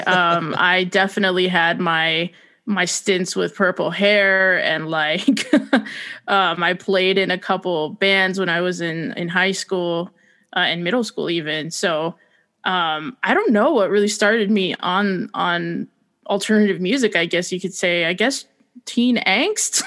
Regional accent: New Jersey, United States; I'm from New Jersey

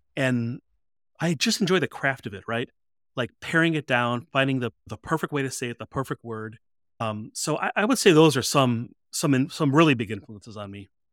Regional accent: Chicago, Illinois, United States; I am from the Chicago area, the Chicago suburbs.

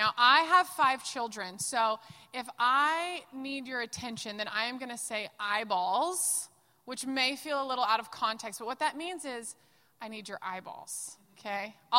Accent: the South, United States; Hi, y'all. I'm from the South

